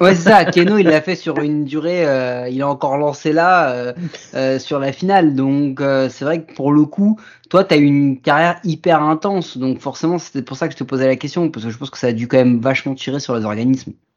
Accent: France; accent: très français; mon accent il est très très français

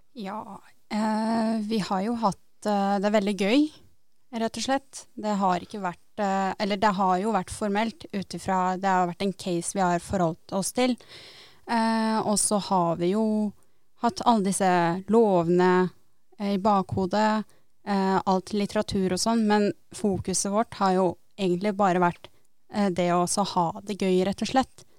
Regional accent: Tønsberg, Vestfold, Norway; 22 år og er fra Tønsberg

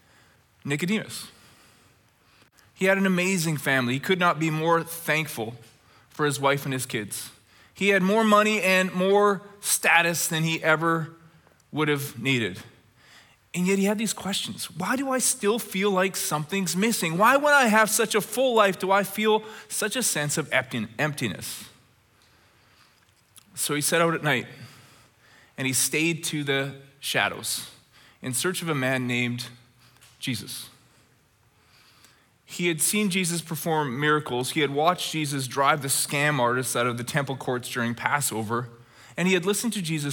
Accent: Red Deer, Alberta, Canada; when I was a little boy growing up in Red Deer, Alberta.

